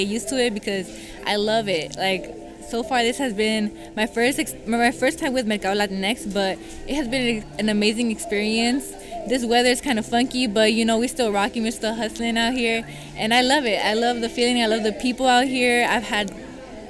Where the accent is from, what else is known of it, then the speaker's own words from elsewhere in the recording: Oakland, California, United States; I'm from Oakland. I'm from Oakland, California